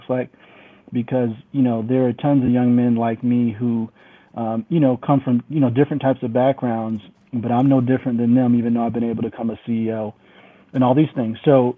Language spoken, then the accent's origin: English; Syracuse, New York, United States; Yeah, so, you know, I'm from Syracuse, New York, which a lot of people don't know where Syracuse is, but it's central New York, very cold place, actually gets the most snow in the country